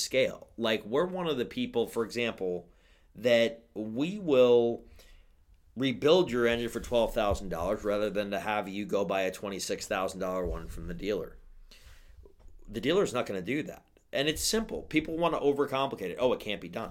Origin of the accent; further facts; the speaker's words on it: New York, United States; I don't come from New Jersey. I come from New York